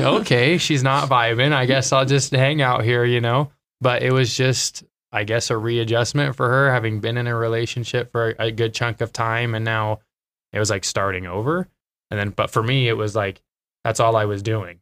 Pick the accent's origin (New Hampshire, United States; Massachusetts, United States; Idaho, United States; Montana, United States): Idaho, United States; Twin Falls; moved away as an adult; I am from Twin Falls, Idaho. So, Idaho kid, born and raised.